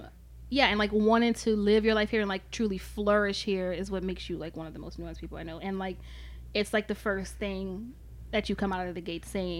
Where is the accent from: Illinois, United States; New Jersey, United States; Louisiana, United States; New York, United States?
Louisiana, United States; New Orleans; I'm from here, born in New Orleans.